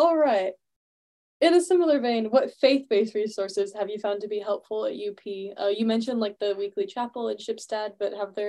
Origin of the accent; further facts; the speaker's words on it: Oregon, United States; I'm from Oregon